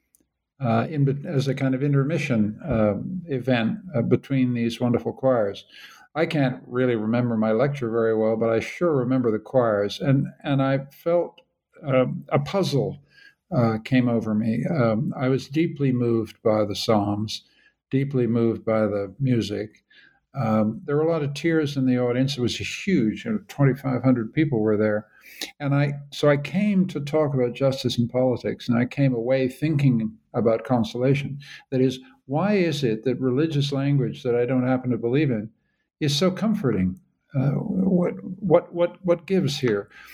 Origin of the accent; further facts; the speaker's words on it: Canada; now in Vienna, Austria; I'm a Canadian.